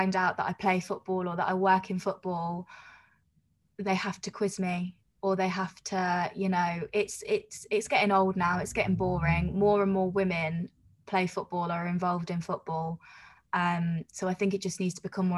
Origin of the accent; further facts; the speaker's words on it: Coventry, West Midlands, United Kingdom; moved away as an adult; So I'm from Coventry, and I was commuting down to London